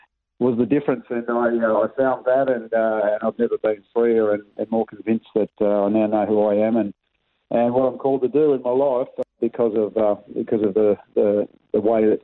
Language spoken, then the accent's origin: English; Melbourne, Victoria, Australia; I was born and raised in Melbourne, a little place called Ferntree Gully.